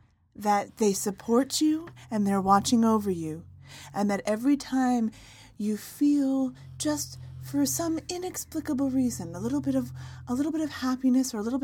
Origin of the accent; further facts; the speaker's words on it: Scotland, United Kingdom; I don't know how to do the compliments. I don't know how to... I'm Scottish.